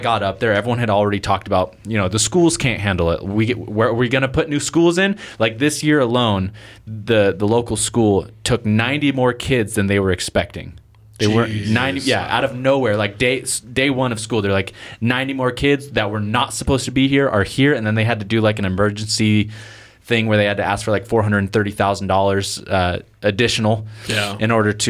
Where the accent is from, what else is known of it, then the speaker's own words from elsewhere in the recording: Portland, Oregon, United States; now in New Plymouth, United States; I came from Portland, and everyone was like, ooh. And I was just like, and that's why I'm here, is because I'm not Portland material.